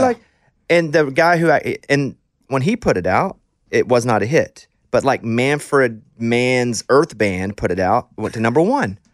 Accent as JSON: {"language": "English", "region": "Arkansas", "country": "United States", "tie": "born or raised there", "said": "I grew up poor kid in Arkansas"}